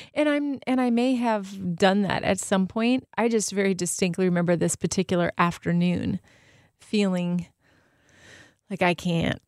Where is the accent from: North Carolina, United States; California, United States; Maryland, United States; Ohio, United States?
California, United States; Southern; also born or lived in Arizona; now in Michigan, United States; I'm from SoCal